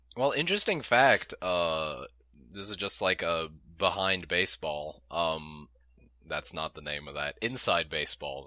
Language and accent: English; United States; We're American.